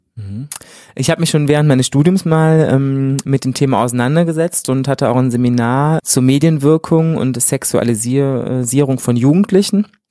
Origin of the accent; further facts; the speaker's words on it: Germany; moved away as an adult; now in Cologne, Germany; Ich bin in der wunderschönen Eifel groß geworden